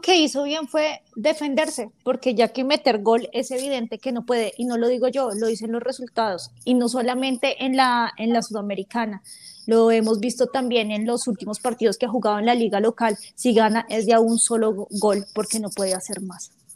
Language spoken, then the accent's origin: Spanish; Colombia; yo soy de Colombia